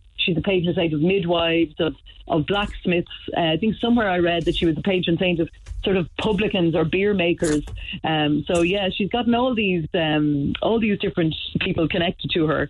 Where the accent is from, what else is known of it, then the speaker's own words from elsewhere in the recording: near Kildare, Leinster, Ireland; I grew up near Kildare